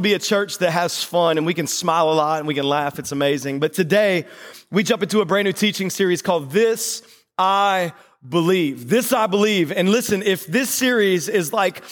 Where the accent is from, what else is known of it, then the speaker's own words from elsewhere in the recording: North Carolina, United States; now in Delaware, United States; I was born in North Carolina.